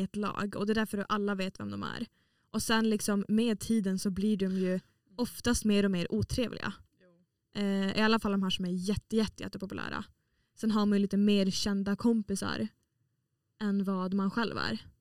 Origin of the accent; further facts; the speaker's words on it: Åland, Åland Islands; moved away as an adult; now in Umeå, Sweden; jag är från Åland som är en liten liten pluttig ö mellan Finland och Sverige eh, som hör till Finland